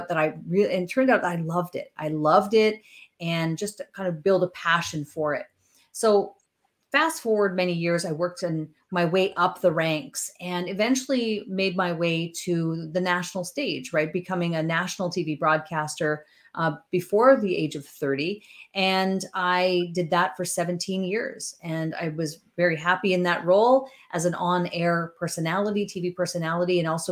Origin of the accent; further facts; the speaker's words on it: northern Ontario, Canada; now in Chatham, Canada; a girl who comes from northern Ontario